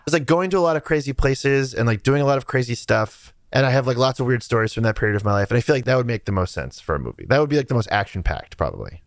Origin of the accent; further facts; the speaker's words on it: near Salem, Massachusetts, United States; I grew up near Salem, Massachusetts, which is like a deeply haunted place